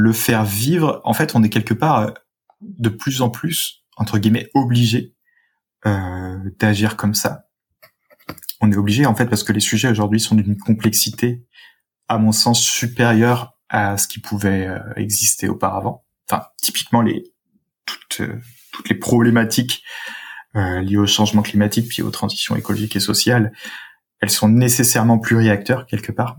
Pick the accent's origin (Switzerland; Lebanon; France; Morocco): France; suburbs of Saint-Étienne, Auvergne-Rhône-Alpes; moved away; j'ai grandi euh, en, en Rhône-Alpes, en région Rhône-Alpes, dans la, la banlieue de Saint-Étienne